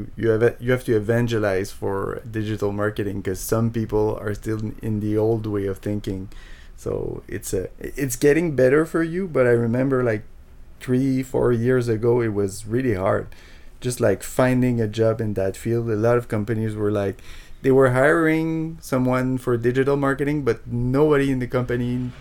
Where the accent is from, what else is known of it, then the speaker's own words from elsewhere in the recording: suburbs of Montreal, Quebec, Canada; English is a second language; when you live in the suburbs, like it's almost 100% French all the time